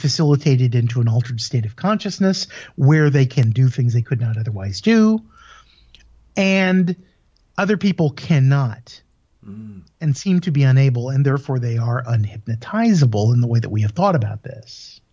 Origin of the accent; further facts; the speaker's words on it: United States; moved away as an adult; also born or lived in Europe; I'm originally from the States